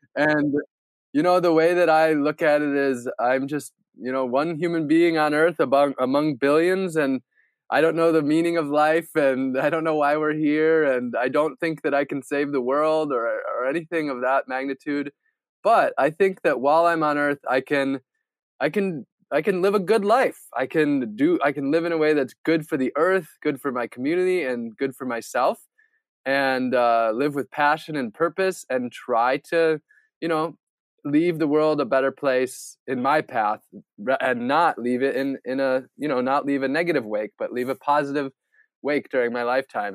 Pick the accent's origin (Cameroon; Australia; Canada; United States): United States; Wisconsin; Growing up in Wisconsin, where pretty much everybody's white